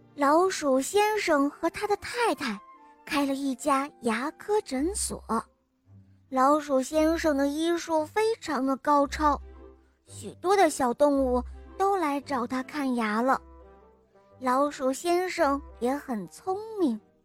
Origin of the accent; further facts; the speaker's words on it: Henan, China; 我今年四岁九个月了，我来自河南